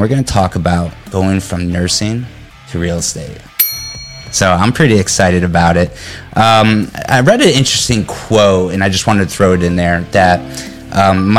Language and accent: English; Connecticut, United States; now in Florida, United States; I'm from Connecticut